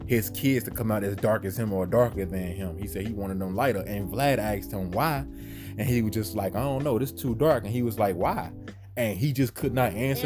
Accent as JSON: {"language": "English", "region": "the North", "country": "United States", "said": "I'm from the North"}